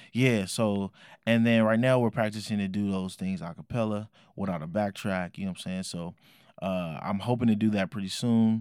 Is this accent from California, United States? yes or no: yes; Oakland, California, United States; I was raised in Oakland, California at the time